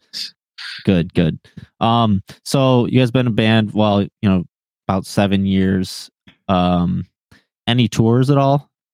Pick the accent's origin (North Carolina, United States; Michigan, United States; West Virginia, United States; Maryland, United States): Michigan, United States; Linden; now in Taylor, United States; I grew up in uh, in Linden